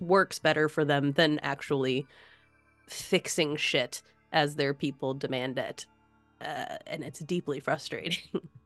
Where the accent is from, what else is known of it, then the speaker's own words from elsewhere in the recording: United States; as an American